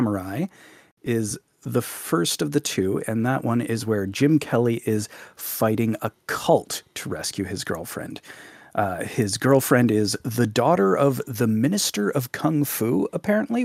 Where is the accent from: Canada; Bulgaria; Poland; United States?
Canada; Live on the west coast of Canada